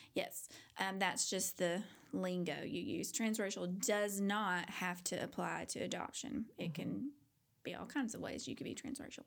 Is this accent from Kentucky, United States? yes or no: yes; Paducah, Kentucky, United States; now in Fort Worth, United States; a white girl growing up in paducah kentucky